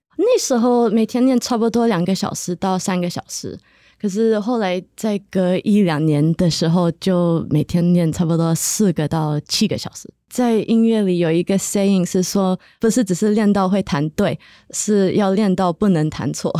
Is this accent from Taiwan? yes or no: no; New Jersey, United States; also born or lived in New York; 在我长大的地方，在纽泽西